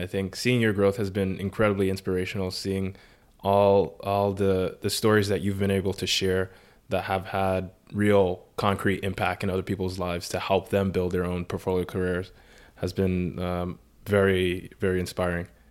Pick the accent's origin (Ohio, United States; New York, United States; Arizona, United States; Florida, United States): New York, United States; New York City; I grew up in the Bronx